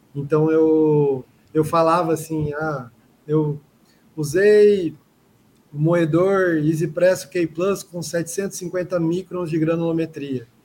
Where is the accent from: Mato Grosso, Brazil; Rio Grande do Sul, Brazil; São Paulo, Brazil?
Mato Grosso, Brazil; Cuiabá; sou um cuiabano, sou daqui do Mato Grosso, da capital